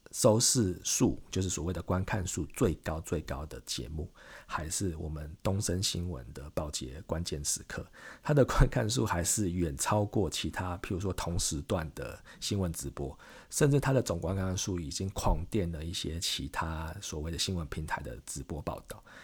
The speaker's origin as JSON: {"language": "Chinese", "country": "Taiwan", "said": "我们台湾消费者"}